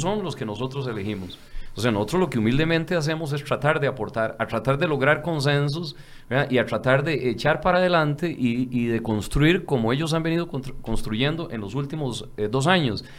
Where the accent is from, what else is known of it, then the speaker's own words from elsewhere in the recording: Barrio Córdoba, San José, Costa Rica; nací, soy hijo de Barrio Córdoba, nieto de Tierra Blanca y Palmares.